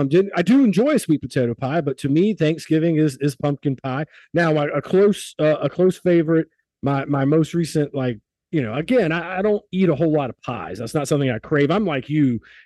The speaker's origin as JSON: {"language": "English", "region": "South Carolina", "country": "United States", "also_born_or_lived": "Connecticut / Pittsburgh", "said": "I am from South Carolina by way of Connecticut and Pittsburgh, and before that, the Ukraine and Poland in my dad's side of the family."}